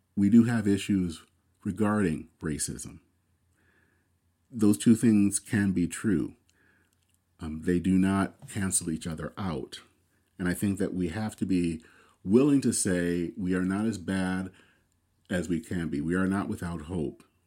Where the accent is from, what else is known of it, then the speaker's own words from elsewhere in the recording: United States; I am very proud as an American